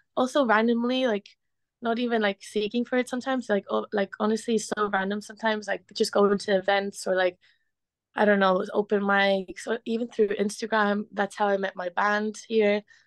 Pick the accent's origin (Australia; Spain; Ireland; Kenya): Spain; moved away as an adult; also born or lived in Liverpool, United Kingdom; now in London, United Kingdom; growing up in Spain